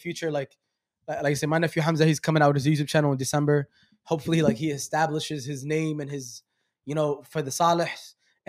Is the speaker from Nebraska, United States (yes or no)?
no; New York City, New York, United States; I'm from Brooklyn.